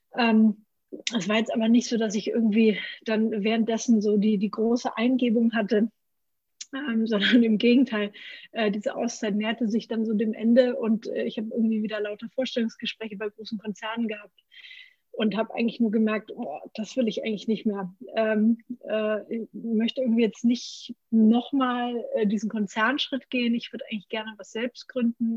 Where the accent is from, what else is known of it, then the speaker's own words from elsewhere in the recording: Franconia, Bavaria, Germany; Ich komme aus Franken